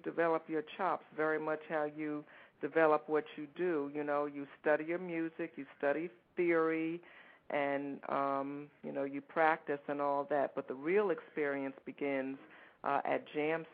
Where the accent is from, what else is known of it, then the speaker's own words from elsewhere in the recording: Newark, New Jersey, United States; I grew up in Newark, New Jersey.